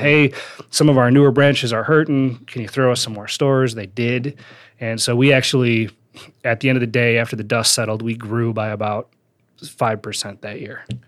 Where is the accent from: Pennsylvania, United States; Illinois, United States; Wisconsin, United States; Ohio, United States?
Wisconsin, United States; also born or lived in Northridge, California; So I, uh, I grew up in Wisconsin. That's not where I was born. I was born in, uh, North Ridge, California, but I moved to, uh, to Wisconsin when I was, like, five, spent, uh, most of my life there